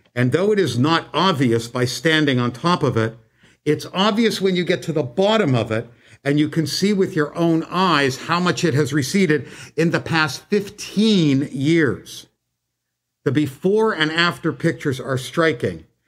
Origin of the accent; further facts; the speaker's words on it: Canada; When I was growing up in Canada